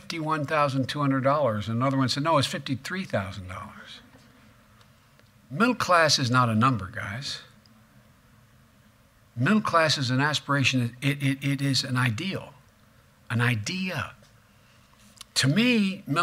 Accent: Claymont, Delaware, United States; guys like me, growing up in Claymont

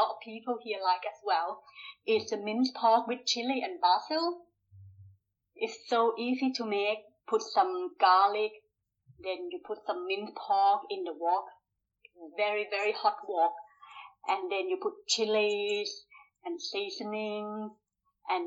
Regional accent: Bangkok, Thailand; moved away as an adult; also born or lived in Yorkshire; now in Leeds, United Kingdom; I was born in Bangkok.

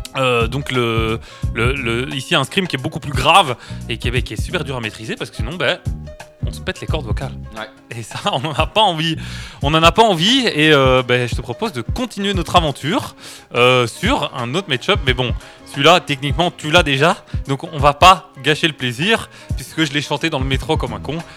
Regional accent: Charleroi, Wallonia, Belgium; je suis un carolo du coup, je gueule fort

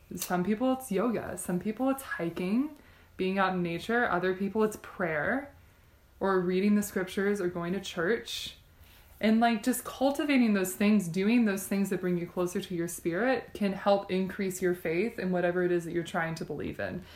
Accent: Texas, United States; moved away as an adult; also born or lived in Michigan; now in Provo, United States; I grew up in Texas.

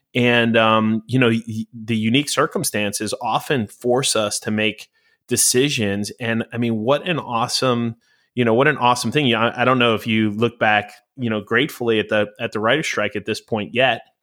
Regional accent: New York, United States; now in Los Angeles, United States; when I moved to Los Angeles, I'm, I'm originally a New Yorker

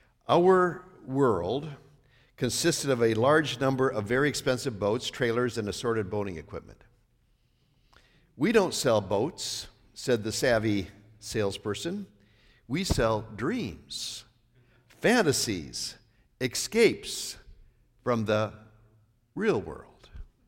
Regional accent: North Dakota, United States; Well, I grew up in Northwest North Dakota, so.

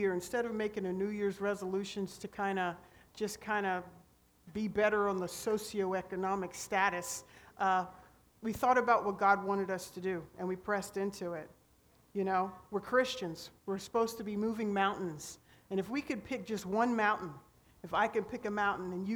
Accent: Pennsylvania, United States; now in Homestead, United States; I'm originally from Pennsylvania

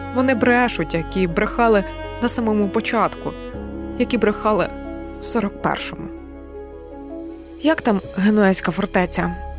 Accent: Bucha, Kyiv Oblast, Ukraine; моє рідне місто також було окуповане

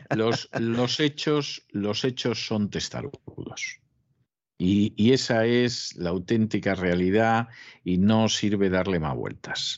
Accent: Spain; siendo español

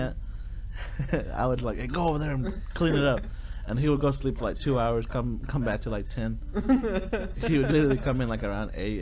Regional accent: Cement, Oklahoma, United States; I was from Cement. Cement, Oklahoma

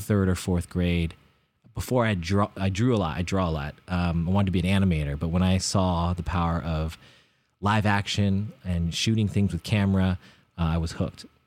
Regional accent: Bay Area, California, United States; growing up in the Bay Area

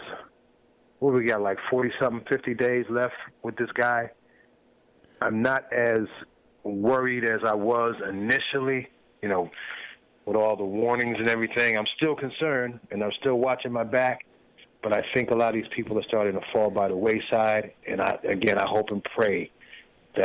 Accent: McIntosh County, Georgia, United States; moved away; I was born in McIntosh County, Georgia, which is 45 minutes away from Chatham County, which is Savannah, where my father lived all these years

